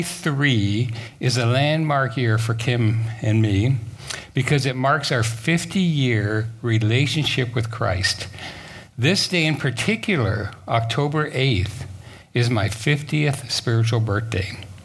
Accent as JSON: {"language": "English", "country": "Japan", "tie": "born there", "said": "And I, being half Japanese, I was born in Japan, I brought my camera, right?"}